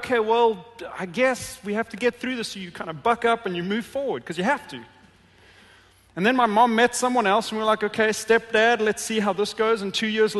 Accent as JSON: {"language": "English", "town": "Johannesburg", "region": "Gauteng", "country": "South Africa", "tie": "born or raised there", "moved": "yes", "said": "I grew up in Johannesburg, a city very, very similar in size to Detroit"}